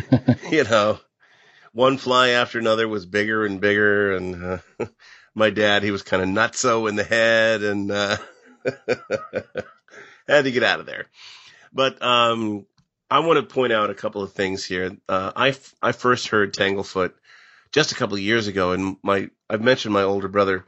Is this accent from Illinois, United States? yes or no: yes; Pekin, Illinois, United States; because I come from Pekin, and so did Willis Cooper.